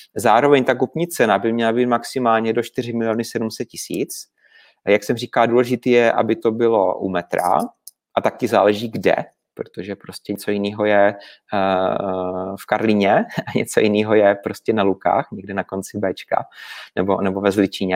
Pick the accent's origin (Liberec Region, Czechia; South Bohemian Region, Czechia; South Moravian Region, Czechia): South Moravian Region, Czechia; Brno; u nás v Brně